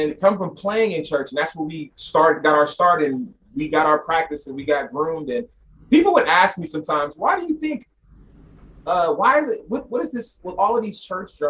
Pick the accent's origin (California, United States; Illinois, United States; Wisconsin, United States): California, United States; Sacramento; I'm from Sacramento